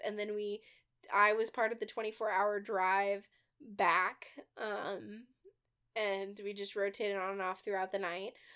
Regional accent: Midwest, United States; We're from the Midwest

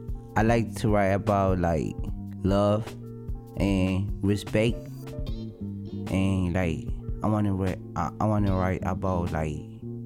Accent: Ethiopia; moved away; I'm from Ethiopia.

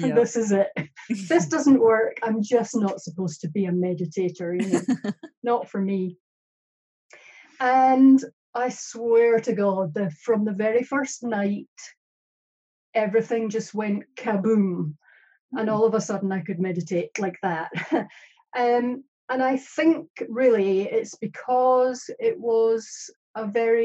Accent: Scotland, United Kingdom; now in New Zealand; I'm Scottish

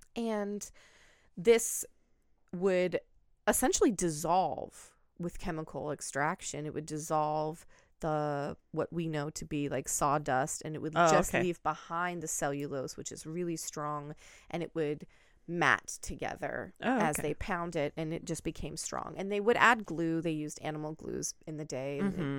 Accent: Pacific Northwest, United States; And I grew up in the Pacific Northwest. You drive to the coast, there's paper mills everywhere.

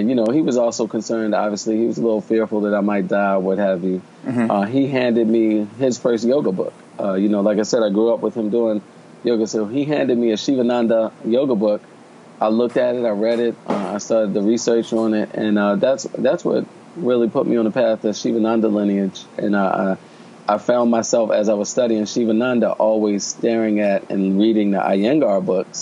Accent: Baltimore, Maryland, United States; moved away; also born or lived in Chile; I'm from Baltimore

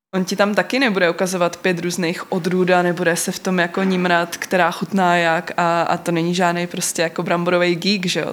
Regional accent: North Moravia, Czechia; also born or lived in London; now in Brno, Czech Republic; my jsme ze Severní Moravy

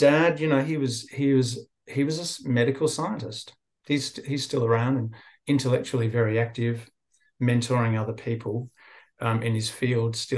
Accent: Sydney, New South Wales, Australia; also born or lived in England; I grew up born in England, but I grew up in Sydney, so I feel like an Aussie

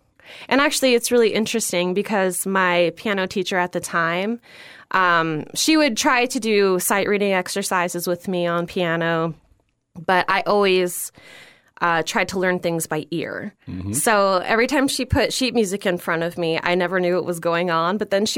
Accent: Florida, United States; also born or lived in New York; And I grew up in Florida.

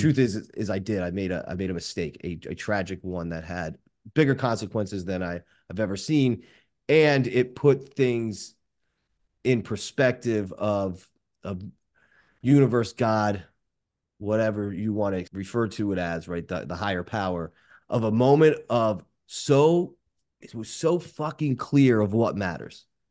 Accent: Boca Raton, Florida, United States; a five eight Jewish guy from Boca Raton

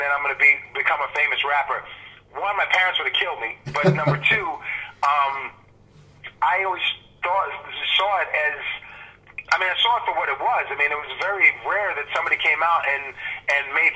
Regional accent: New York, United States; also born or lived in England; growing up in New York

